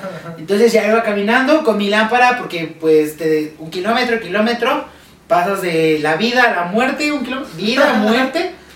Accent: Mexico; como buen mexicano

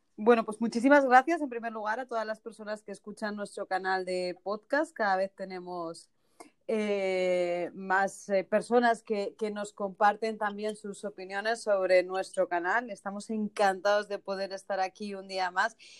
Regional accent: Spain; now in United States; los que somos españoles desde chiquititos, desde pequeños, que llevamos esas zapatillas.

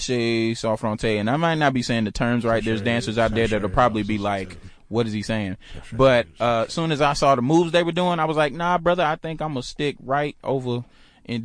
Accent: Georgia, United States; I'm from Georgia, so I'm a little country.

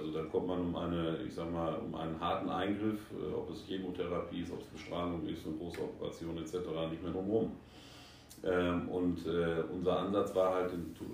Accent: North Rhine-Westphalia, Germany; now in Asia; Äh, ich bin gebürtig aus dem Sauerland, lebe aber auch schon seit fast 20 Jahren in Asien.

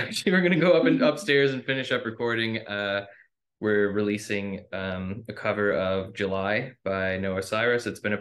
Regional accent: Neils Harbour, Nova Scotia, Canada; I'm from Neal's Harbor, which is like a half an hour away from Inganish

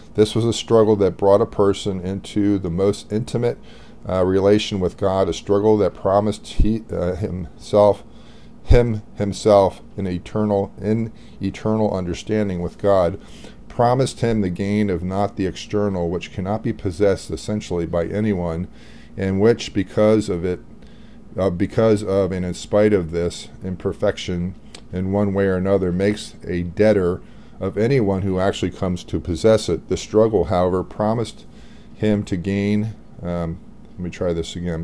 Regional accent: United States; I'm American

